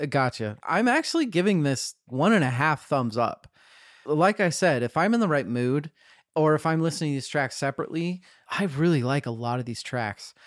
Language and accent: English; Boise, Idaho, United States; I was born in Boise